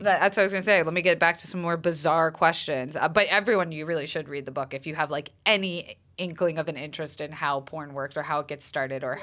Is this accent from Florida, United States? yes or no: yes; Florida, United States; I'm from Florida, where it's the strip club ca- capital of the uh-huh. world